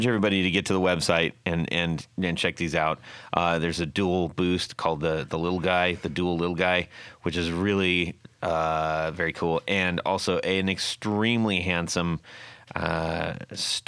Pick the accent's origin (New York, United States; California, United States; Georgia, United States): California, United States; Long Beach; Long Beach now, which is my hometown